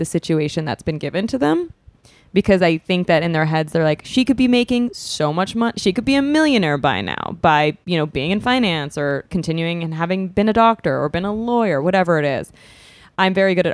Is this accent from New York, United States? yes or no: yes; New York, United States; moved away as an adult; now in Los Angeles, United States; I'm born and raised in New York.